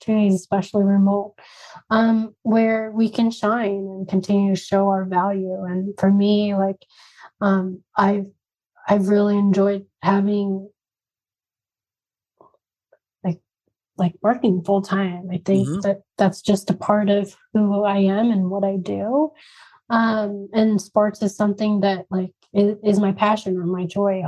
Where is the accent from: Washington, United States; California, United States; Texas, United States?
Washington, United States; Spokane; also born or lived in India / New York; now in Phoenix, United States; my hometown in Spokane